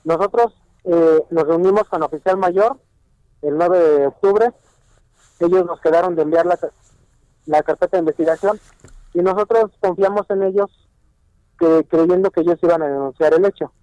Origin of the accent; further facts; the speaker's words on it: Mexico; nosotros tenemos como mexicanos